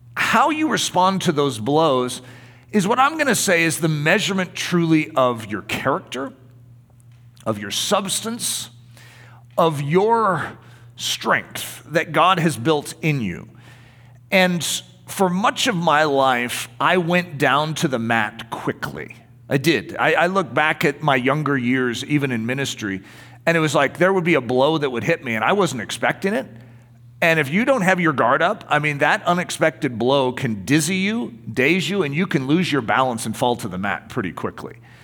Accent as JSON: {"language": "English", "country": "United States", "said": "being an American"}